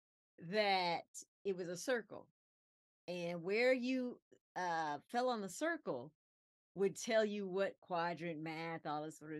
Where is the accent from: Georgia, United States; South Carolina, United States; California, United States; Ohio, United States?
South Carolina, United States; Aiken; we're a poor family, growing up in South Carolina